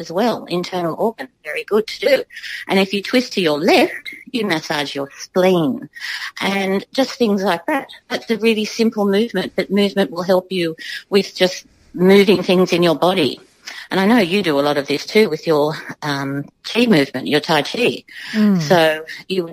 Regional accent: Garigal country, New South Wales, Australia; I was brought up in Garigal country as a child, and I used to dance on the land

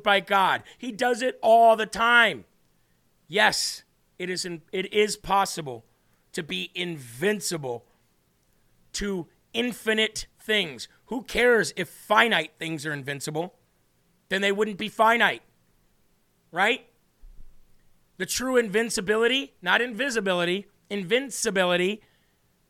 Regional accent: Illinois, United States; I grew up in Illinois

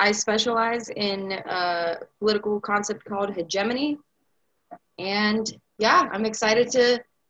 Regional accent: Brazil; moved away; I'm a political science student at UNCG, and I'm from Brazil.

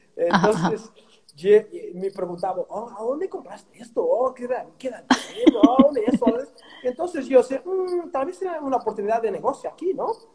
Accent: Portugal; Spanish is a second language; moved away as an adult; also born or lived in Australia / Mexico / United States; salí de Portugal en 2002 y me fui para, para, Australia

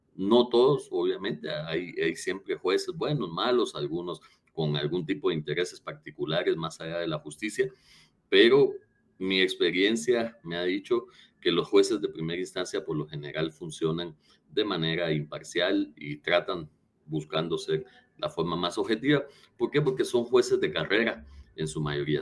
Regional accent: Guatemala; hemos ganado como guatemaltecos

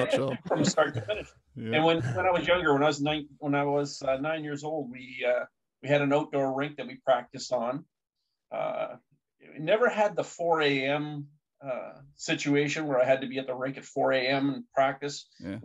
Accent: Hamilton, Ontario, Canada; I grew up in Hamilton

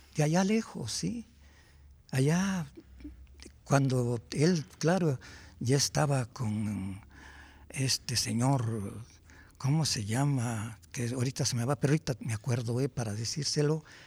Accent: Chalcatzingo, Morelos, Mexico; yo soy de Chalcatzingo, Morelos

